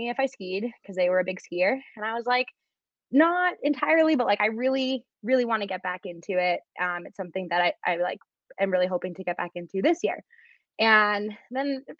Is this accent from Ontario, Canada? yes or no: no; Vancouver, British Columbia, Canada; moved away as an adult; I was born and raised in Vancouver